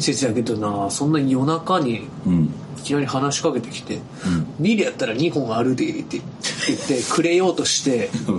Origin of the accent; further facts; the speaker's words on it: Tottori, Japan; moved away; 地元鳥取